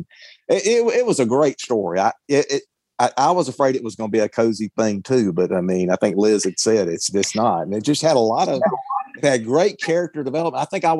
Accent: Mississippi, United States; Well, I'm from Mississippi.

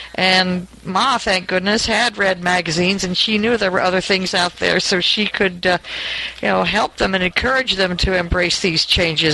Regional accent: New York, United States; moved away as an adult; now in Porterville, United States; I was from New York

